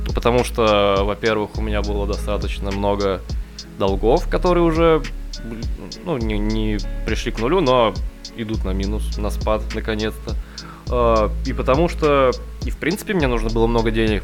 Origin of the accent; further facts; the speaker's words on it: Novosibirsk, Novosibirsk Oblast, Russia; мы из Новосибирска